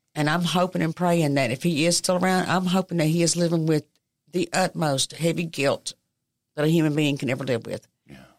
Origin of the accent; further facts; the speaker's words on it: United States; I grew up on College Hill